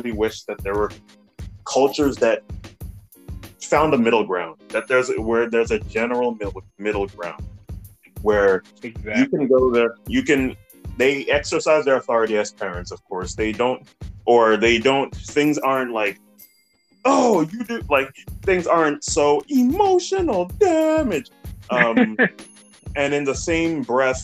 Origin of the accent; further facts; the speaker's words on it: Nigeria; growing up in Nigeria